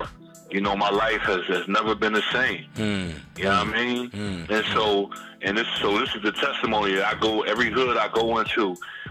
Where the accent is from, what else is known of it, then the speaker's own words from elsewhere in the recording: Philadelphia, Pennsylvania, United States; I'm from Philly